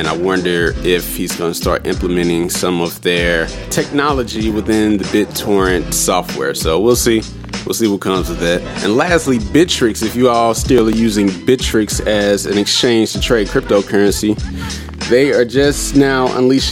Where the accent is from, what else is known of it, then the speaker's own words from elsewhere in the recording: St. Louis, Missouri, United States; me as a black guy growing up in St. Louis in poverty.